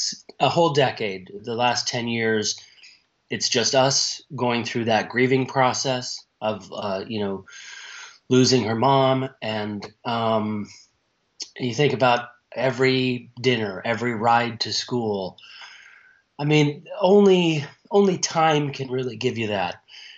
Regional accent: Canada; born there; She's from a town very close to where I was born in Canada

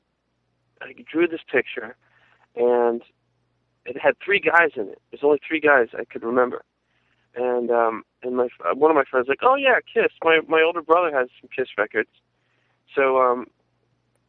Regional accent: Dayton, Ohio, United States; moved away as an adult; also born or lived in New York City; I grew up in Dayton, Ohio, and that's where I started my first bands, and I lived there from, you know, I was born and then born there, raised there, and then I moved to New York City in 1999

